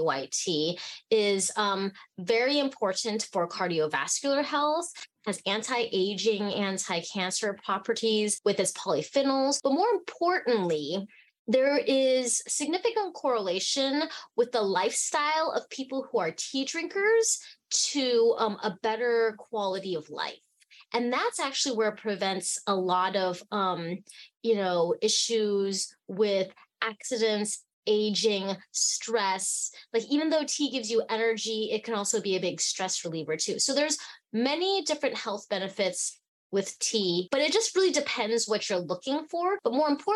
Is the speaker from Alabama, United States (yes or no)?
no; Fairbanks, Alaska, United States; also born or lived in Hong Kong; I was born in Hong Kong and I grew up in Fairbanks, Alaska